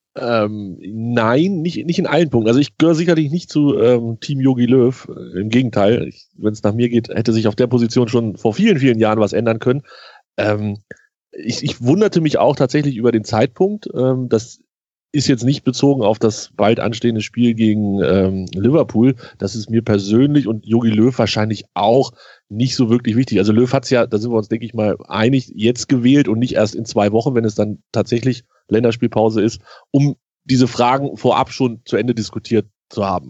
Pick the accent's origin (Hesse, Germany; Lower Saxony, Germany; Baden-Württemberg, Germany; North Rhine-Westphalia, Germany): Lower Saxony, Germany; Hanover; als Hannoveraner